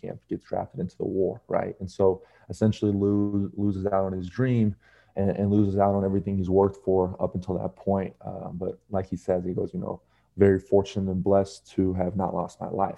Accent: United States; growing up here in the States and essentially only having, you know, your mom, your dad, and your sister

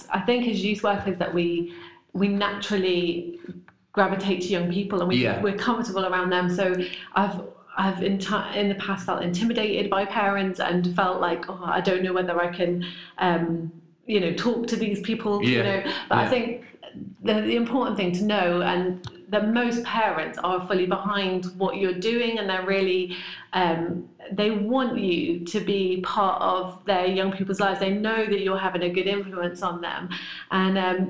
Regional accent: Corby, East Midlands, United Kingdom; also born or lived in Devon; I was brought up in Corby and could not wait to get away from Corby.

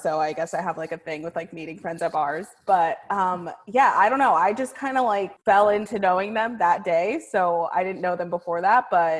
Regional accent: Tempe, Arizona, United States; moved away as an adult; also born or lived in Los Angeles, United States; now in Philadelphia, United States; I'm actually originally from Arizona.

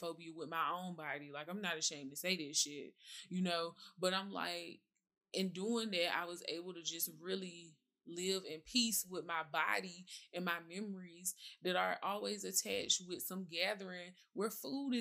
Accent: the South, United States; I'm from the South, so it's certain foods my mama like to cook.

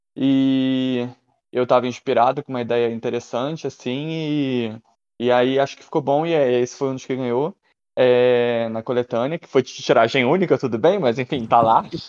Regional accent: Rio de Janeiro, Brazil; accent: carioca; Eu tenho um sotaque forte carioca

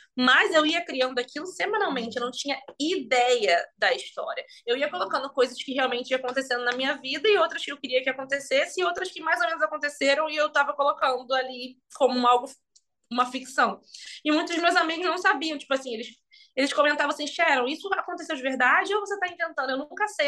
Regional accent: Magé, Rio de Janeiro, Brazil; moved away as an adult; also born or lived in London, United Kingdom / New York, United States; Magé, que foi onde eu nasci e cresci

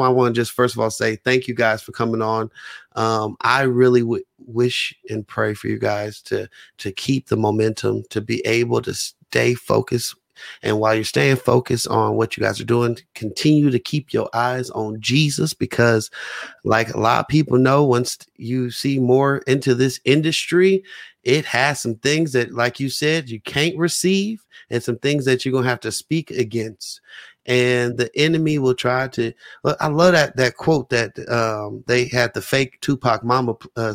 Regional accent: San Francisco, California, United States; also born or lived in Oakland; my birth certificate says Oakland, California, birthplace. So you know what I said, you know, any Bay Area. I'm like, hey … from San Francisco, though

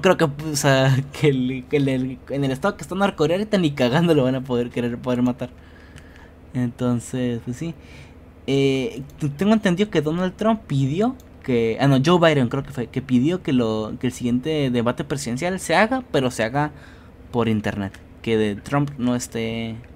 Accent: Mexico; como mexicano

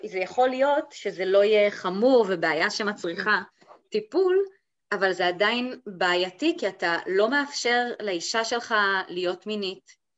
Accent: Golan Heights, Israel; now in Madrid, Spain; אני, אה, במקור מהגולן, וכיום חיה ב, במדריד, המהממת בספרד.

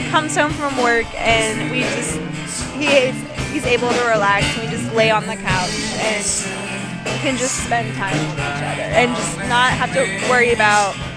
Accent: Denver, Colorado, United States; now in Atlanta, United States; I'm originally from Denver

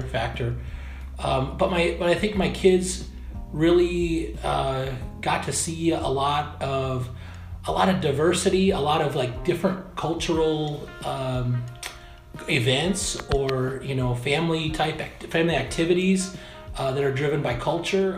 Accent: Dubuque, Iowa, United States; also born or lived in Arizona; I'm originally from Dubuque, Iowa. Um, I grew up in Dubuque

